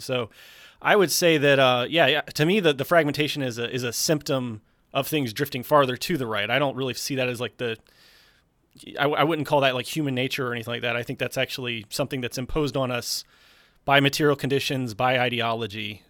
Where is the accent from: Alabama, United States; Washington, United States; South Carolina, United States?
South Carolina, United States; I'm from South Carolina